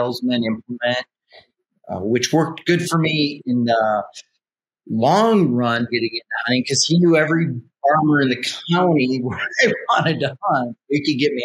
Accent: eastern South Dakota, United States; I grew up in South Dakota, and South Dakota is a big hunting state. And it was in the eastern part of the state where I actually

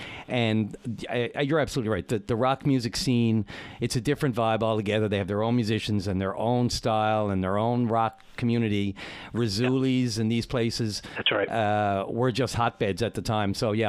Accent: St. John's, Newfoundland and Labrador, Canada; I'm a townie

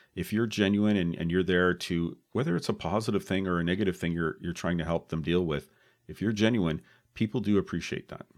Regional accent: Oakville, Ontario, Canada; we're both from Oakville

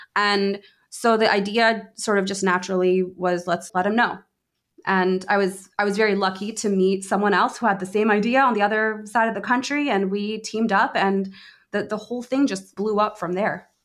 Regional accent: Washington, District of Columbia, United States; I grew up in the D C area.

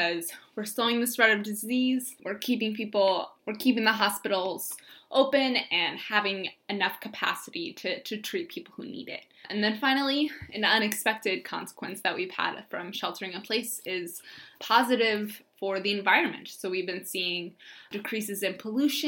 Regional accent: St. Louis, Missouri, United States; I'm originally from St. Louis, Missouri

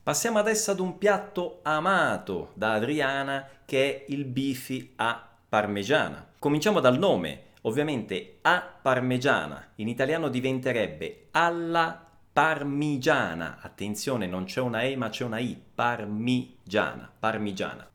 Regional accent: Messina, Sicily, Italy; now in Brazil; io sono di Messina

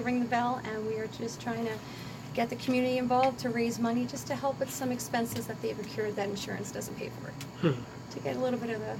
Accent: Ewing Township, New Jersey, United States; now in Bordentown Township, United States; I grew up in Ewing Township, and now I reside over in Bordentown Township for the past 10 years.

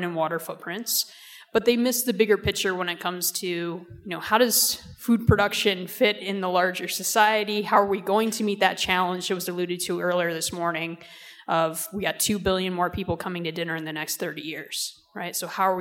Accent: upstate New York, United States; moved away; I'm also originally from upstate New York.

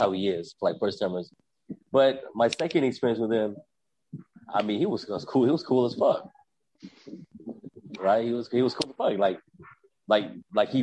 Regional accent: Philippines; moved away; It's the Philippines

